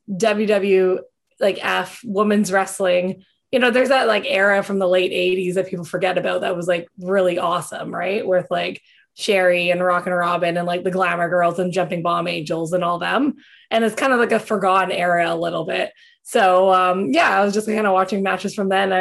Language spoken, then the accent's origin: English; Canada; I'm a Canadian.